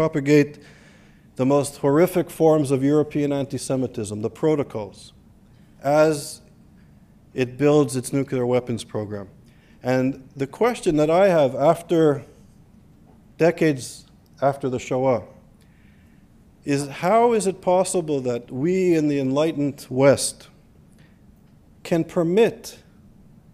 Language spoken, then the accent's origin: English; Canada; also born or lived in Israel; now in United States; growing up in Canada in a social multicultural society